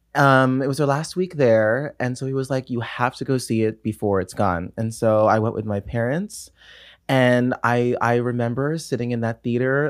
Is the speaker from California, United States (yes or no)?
yes; Los Angeles, California, United States; also born or lived in New York; I'm born and raised in Los Angeles, California.